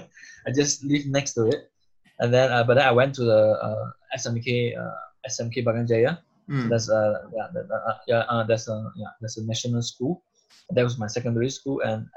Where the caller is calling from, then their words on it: Munich, Bavaria, Germany; In Munich, Germany.